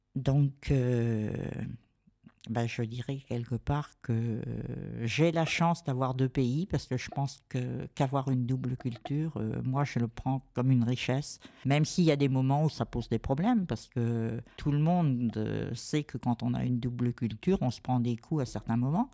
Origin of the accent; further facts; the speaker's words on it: France; also born or lived in San Marino; je suis né en France quand même, mais j'ai été vraiment élevé avec la transmission de l'amour du pays quitté